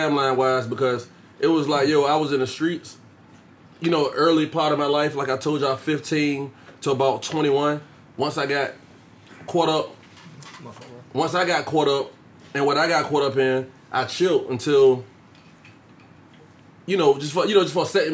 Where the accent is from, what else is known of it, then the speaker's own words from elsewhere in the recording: Norfolk, Virginia, United States; I'm from Norfolk